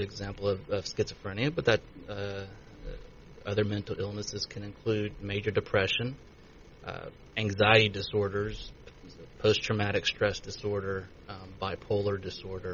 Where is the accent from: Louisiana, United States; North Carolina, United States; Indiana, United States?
Louisiana, United States; Many; moved away as an adult; also born or lived in Baton Rouge, Louisiana / Kansas City; now in Shreveport, United States; I'm originally from Manny, Louisiana